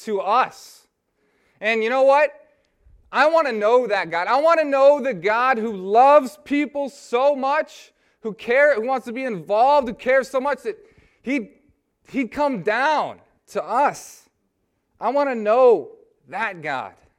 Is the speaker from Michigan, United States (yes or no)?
yes; Lansing, Michigan, United States; I'm from I'm from Lansing, Michigan